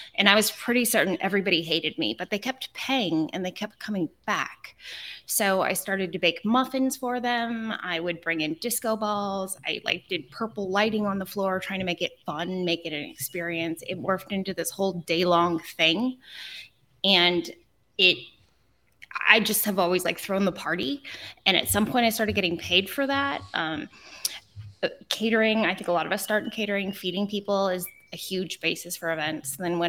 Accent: California, United States; You get used to waiting for things, and I'm too Californian still. I still can't wait in line.

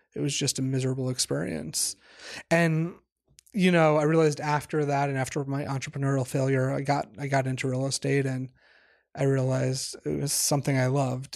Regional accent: Washington, District of Columbia, United States; moved away as an adult; also born or lived in New York; I grew up in the Washington, D C area.

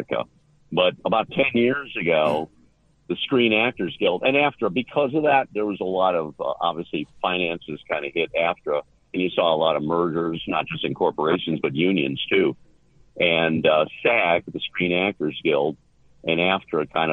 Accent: Cleveland, Ohio, United States; I was born and raised in Cleveland

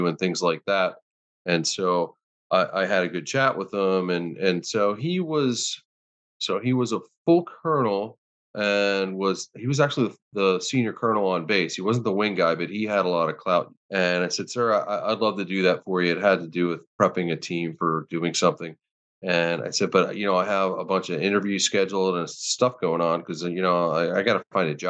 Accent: Pittsburgh, Pennsylvania, United States; moved away as an adult; I'm from Pittsburgh originally

